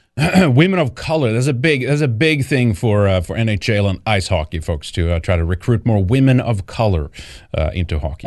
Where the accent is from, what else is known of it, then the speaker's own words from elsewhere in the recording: Sweden; moved away; Growing up in Sweden